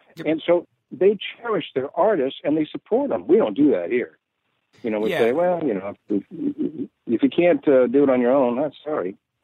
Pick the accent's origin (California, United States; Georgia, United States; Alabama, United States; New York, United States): California, United States; San Jose; born or raised there